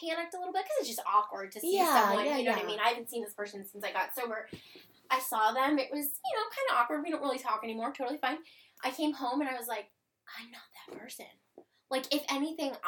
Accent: Cleveland, Ohio, United States; moved away as an adult; also born or lived in California / Florida; now in Hampton Roads, United States; I'm from Cleveland, Ohio originally, moved to Hampton Roads area in Virginia

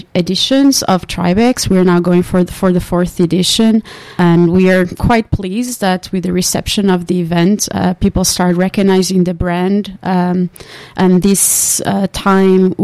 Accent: Portugal; moved away as an adult; also born or lived in Finland; now in Tampere, Finland; I come originally from Portugal. I've been in Finland now for 14 years

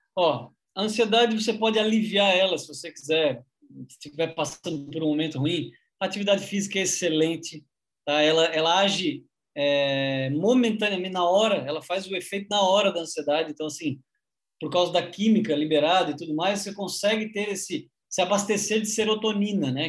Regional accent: Criciúma, Santa Catarina, Brazil; now in Santos, Brazil; somos de Cristuma, Santa Catarina

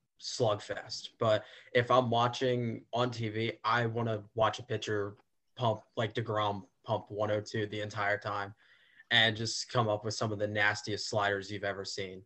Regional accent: New Jersey, United States; I'm from South Jersey. So kind of traditionally I grew up as a Phillies fan

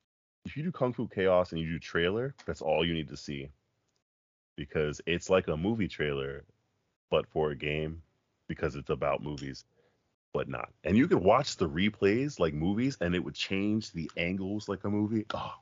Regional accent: Florida, United States; I'm from Florida, by the way, Neil.

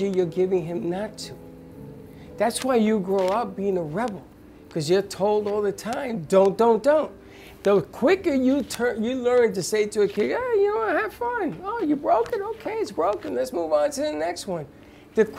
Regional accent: New York City, New York, United States; I grew up in the Bronx

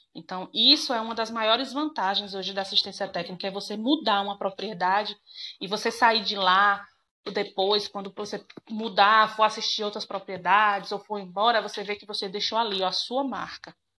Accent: Jacobina, Bahia, Brazil; vim para minha cidade natal, Jacobina, e aí pedi transferência para cá.

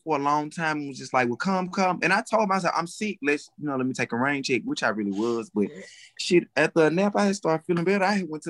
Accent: Birmingham, Alabama, United States; I'm from Birmingham, Alabama. I'm just a socialite in the city.

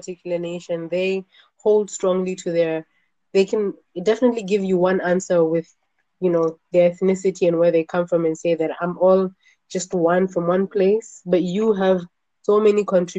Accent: Botswana; also born or lived in South Africa; now in Tanzania; I am, both parents are Tanzanian, so I am also Tanzanian, but I grew up in Southern Africa, Botswana, South Africa as well. And when I went back to Tanzania

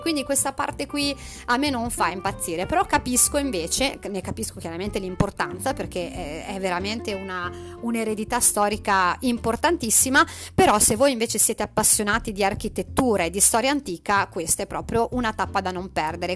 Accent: Emilia-Romagna, Italy; la mia terra, alla Romagna

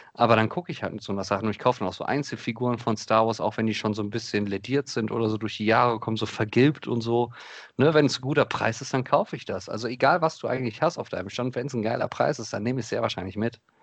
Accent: Krefeld, North Rhine-Westphalia, Germany; bei uns in Krefeld, also in der Stadt, wo ich aufgewachsen bin

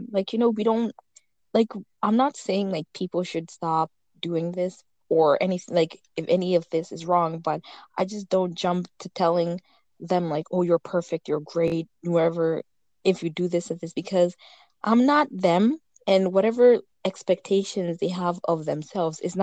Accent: Kenya; I'm Kenyan

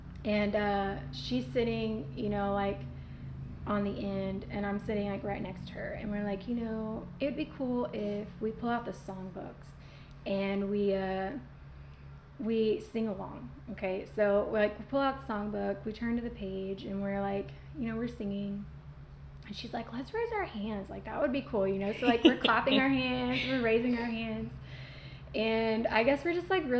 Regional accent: Channelview, Texas, United States; moved away; I lived in Channelview growing up, and well, for I guess my early life

